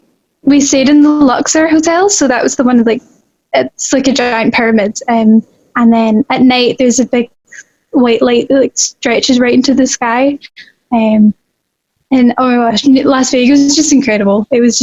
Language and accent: English; Largs, Scotland, United Kingdom; I am 17 from Scotland. I live in the west coast from Scotland, in a wee town called Largs.